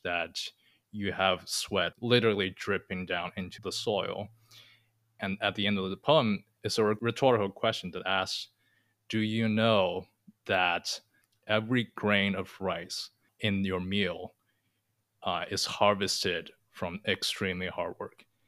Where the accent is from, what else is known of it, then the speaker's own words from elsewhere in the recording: China; moved away; I'm from China. I grew up in the city